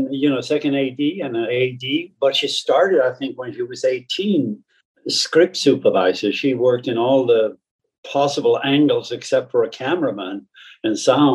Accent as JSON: {"language": "English", "region": "northern Sweden", "country": "Sweden", "tie": "born or raised there", "moved": "yes", "said": "my upbringing in a small village in northern Sweden"}